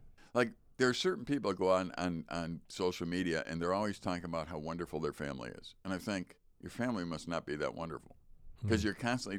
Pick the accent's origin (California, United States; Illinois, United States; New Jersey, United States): Illinois, United States; Chicago; even back when I was young, growing up in Chicago, typical child, they go to school early